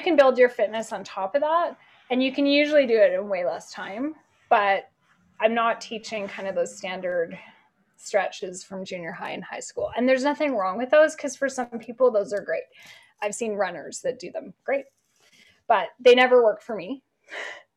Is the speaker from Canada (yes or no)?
yes; Canada; moved away as an adult; I grew up in Canada